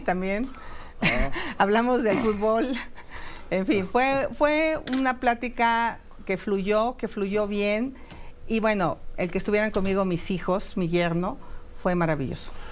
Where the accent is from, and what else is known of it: Mexico